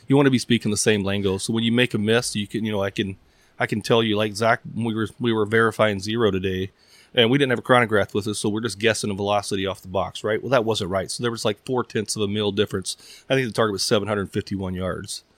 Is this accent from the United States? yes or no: yes; East Texas, United States; moved away; also born or lived in Midwest; I grew up in East Texas where you weren't really shooting, shooting things that far